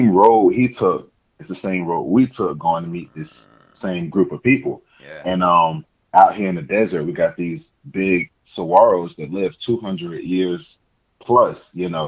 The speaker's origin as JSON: {"language": "English", "region": "Georgia", "country": "United States", "lives_now": "Arizona, United States", "said": "I just recently moved out here to Arizona. Yeah. You know, I'm saying from Georgia. So yeah, shout, shouts to the South, both"}